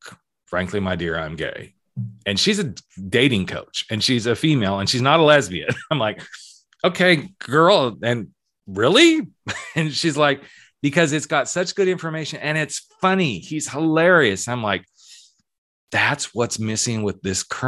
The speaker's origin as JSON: {"language": "English", "region": "the South", "country": "United States", "tie": "born or raised there", "said": "I was born in the South"}